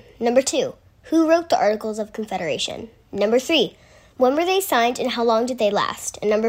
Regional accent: Texas, United States; I'm 11 years old and I'm from Texas.

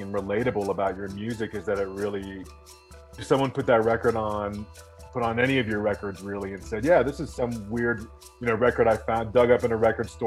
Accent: Miami, Florida, United States; moved away as an adult; now in Boulder, United States; I grew up in Miami and transferred to university here in Boulder and just kind of stayed

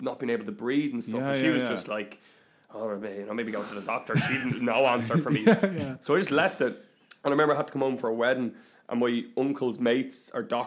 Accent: Glendalough, County Wicklow, Ireland; also born or lived in Dublin; I grew up in Glendalough, and I went to school in a place called Rathdrum in County Wicklow

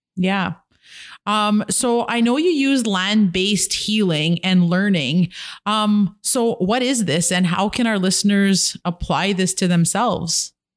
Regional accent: Kitigan Zibi, Quebec, Canada; now in Ottawa, Canada

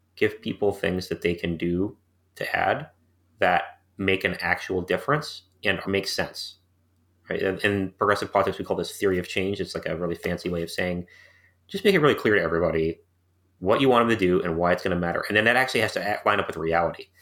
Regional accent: St. Louis, Missouri, United States; moved away; I grew up in Saint Louis, Missouri, where my family was, uh, living because my father was working for a local medical school

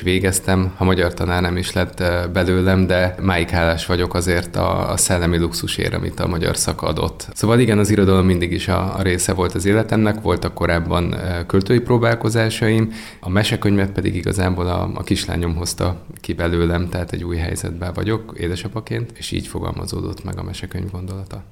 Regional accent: Nagytarcsa, Pest, Hungary; ahol én felnőttem

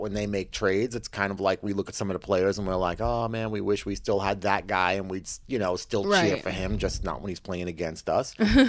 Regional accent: Canada; Because I'm like a Canadian.

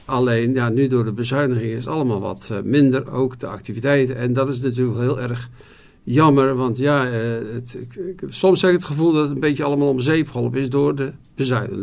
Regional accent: Goeree-Overflakkee, South Holland islands, Netherlands; now in Wolfheze, Netherlands; ik ben eh, geboren op de Zuid-Hollandse eilanden, Goede Overige

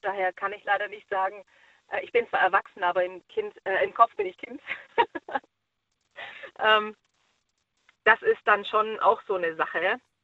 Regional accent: Baden-Württemberg, Germany; now in Schleswig-Holstein, Germany; ich komme ja ursprünglich aus Baden-Württemberg

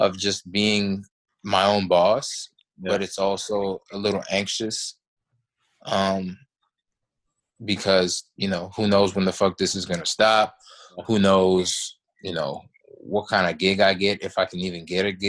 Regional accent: Washington, District of Columbia, United States; I'm from Washington, D.C., the D.C. area.

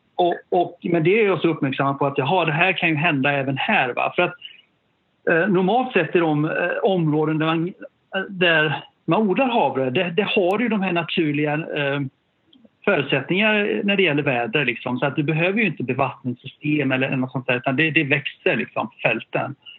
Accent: Sollebrunn, Västra Götaland, Sweden; also born or lived in Gothenburg / Japan; sen flyttade vi tillbaka till ett samhälle utanför, ja, norr om Göteborg uh, som heter Sollebrunn, ett, lit, litet samhälle ute på landet i Västergötland

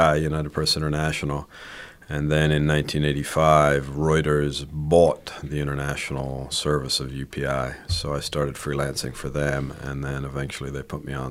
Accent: Ireland; moved away as an adult; also born or lived in Spain; So I was born in Spain to American parents, but I mainly grew up in Ireland

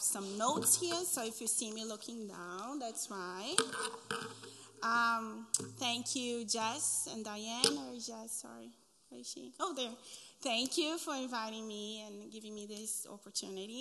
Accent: Espírito Santo, Brazil; first language Portuguese; English is a second language; moved away as an adult; now in Lawrence, United States; I'm from Brazil. That little red area right there is my state. The name of it is Espírito Santo

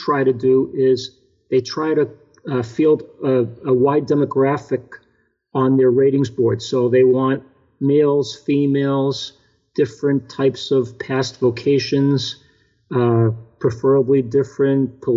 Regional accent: Boston, Massachusetts, United States; moved away; I was from Boston.

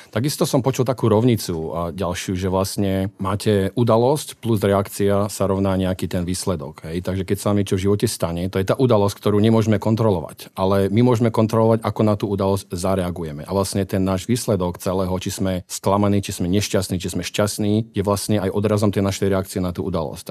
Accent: Martin, Žilina Region, Slovakia; now in United States; pochádzam z Martina

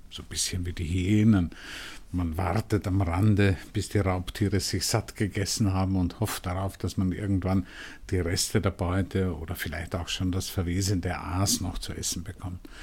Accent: Vienna, Austria; Ich bin noch in, in Wien in einer Familie aufgewachsen

